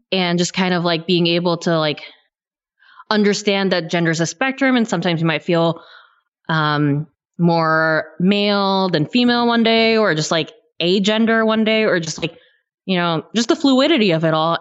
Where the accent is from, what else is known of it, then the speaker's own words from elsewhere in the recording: near Yosemite, California, United States; I grew up near Yosemite